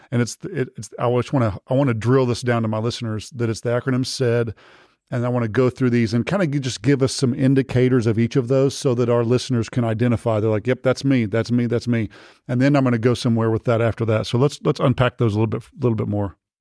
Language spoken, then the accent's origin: English; Texas, United States; I'm from Texas